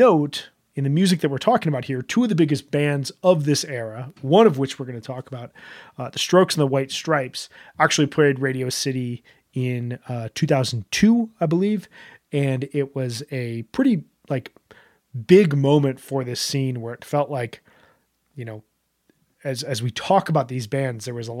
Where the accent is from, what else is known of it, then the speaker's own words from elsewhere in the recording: Chicago, Illinois, United States; I grew up in the Midwest. I grew up in Chicago